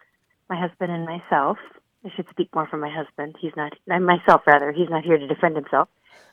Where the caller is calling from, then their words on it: Wisconsin, United States; first language English; I'm calling from Wisconsin.